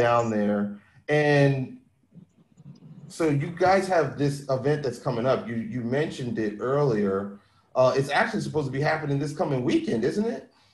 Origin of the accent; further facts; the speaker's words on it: Philadelphia, Pennsylvania, United States; me being from Philly